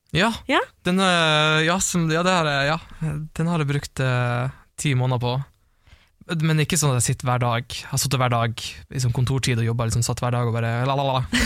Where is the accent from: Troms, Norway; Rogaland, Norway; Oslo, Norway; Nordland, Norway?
Troms, Norway; Harstad; accent: Northern Norwegian; moved away; ble jeg igjen i Harstad, det er det der jeg kommer fra